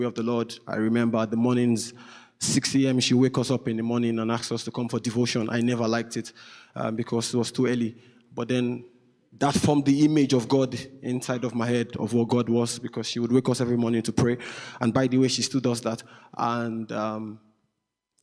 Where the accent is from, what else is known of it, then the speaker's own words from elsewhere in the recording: Nigeria; moved away; I'm Nigerian. So I'm from Nigeria, west of Africa, the most populous black country, beautiful country.